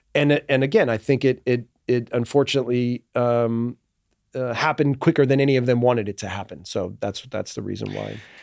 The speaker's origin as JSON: {"language": "English", "country": "United States", "moved": "as an adult", "said": "I get categorized for being American"}